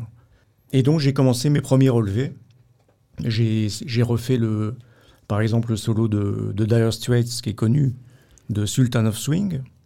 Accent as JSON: {"language": "French", "town": "Vierzon", "region": "Centre-Val de Loire", "country": "France", "tie": "born or raised there", "said": "dans ma ville natale, à Vierzon, dans le Berry, à côté de Bourges"}